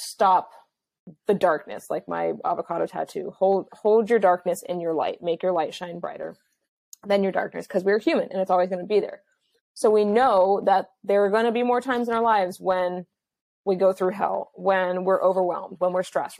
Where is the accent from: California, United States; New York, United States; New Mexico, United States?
California, United States; Los Angeles; I'm from Los Angeles, so this is just like my world and my life